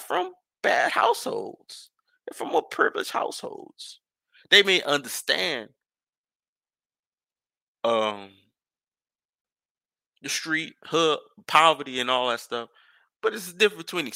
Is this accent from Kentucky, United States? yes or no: no; New Orleans, Louisiana, United States; I grew up in New Orleans